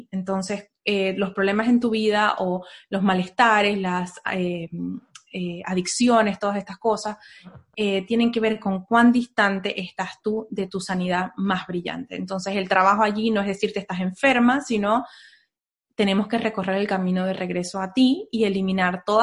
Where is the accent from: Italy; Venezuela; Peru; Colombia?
Venezuela; now in United States; de ahí nos vinimos de Venezuela, nos vinimos a Estados Unidos y aquí entonces fue cuando yo me di el permiso de empezar a considerar otras cosas.